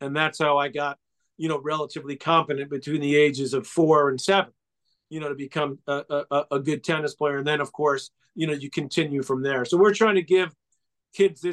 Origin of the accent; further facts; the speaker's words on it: New York City, New York, United States; they moved to sort of the nicer part of Douglaston, Queens, where we grew up